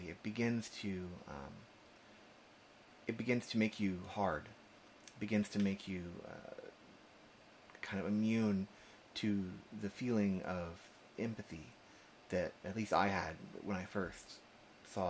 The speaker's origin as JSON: {"language": "English", "town": "Austin", "region": "Texas", "country": "United States", "also_born_or_lived": "Berkeley, California", "said": "I'm from Austin, Texas"}